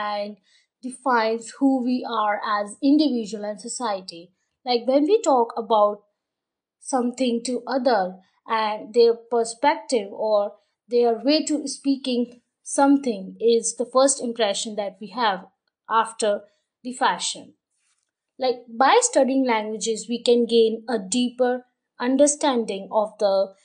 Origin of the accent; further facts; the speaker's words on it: India; I'm Indian